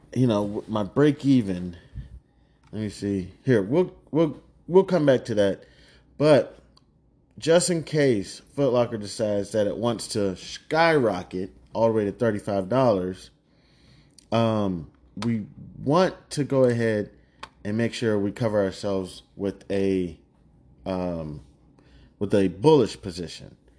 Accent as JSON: {"language": "English", "region": "Kansas", "country": "United States", "said": "It's where I'm from. I'm not even just from anywhere out here in America. I'm from the heart of the United States. I'm from Kansas"}